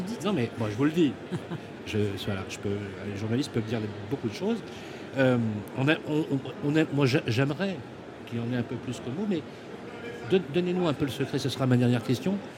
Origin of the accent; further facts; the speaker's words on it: Lyon, Auvergne-Rhône-Alpes, France; je suis né au Minguette à Lyon